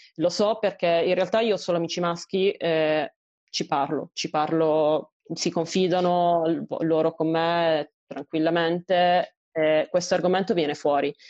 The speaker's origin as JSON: {"language": "Italian", "region": "Apulia", "country": "Italy", "tie": "born or raised there", "moved": "yes", "said": "la mia realtà nel mio paesino in Puglia"}